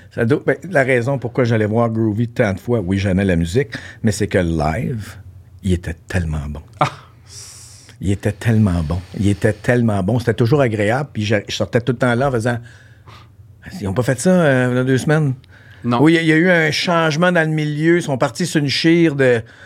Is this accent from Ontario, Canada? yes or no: yes; Ontario, Canada; moved away as an adult; now in Quebec, Canada; j'ai grandi en Ontario, mon secondaire s'est fait là